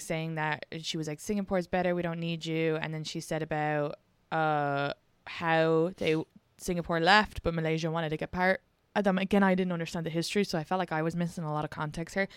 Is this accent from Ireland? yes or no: yes; Ireland; moved away; I'm also Irish